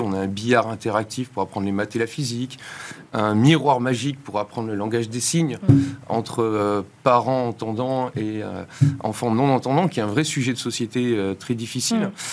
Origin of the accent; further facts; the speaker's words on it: France; moved away as an adult; also born or lived in Boston, United States; j'étais ingénieur français hum. et formé dans le modèle très académique français